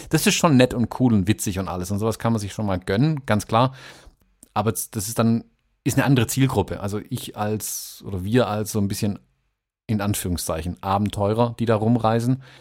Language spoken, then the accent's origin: German; Swabia, Germany; ich bin halt Schwabe.